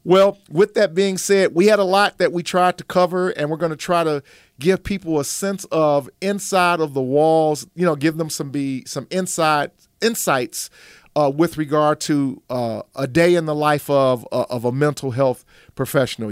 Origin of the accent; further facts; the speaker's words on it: Chicago, Illinois, United States; I came from the South Side of Chicago